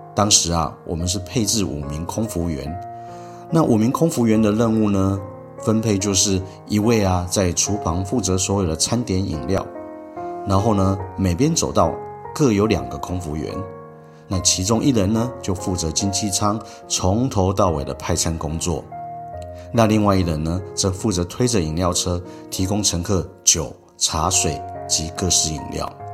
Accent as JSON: {"language": "Chinese", "town": "Sanchong", "region": "New Taipei", "country": "Taiwan", "tie": "born or raised there", "said": "我是在三重长大的"}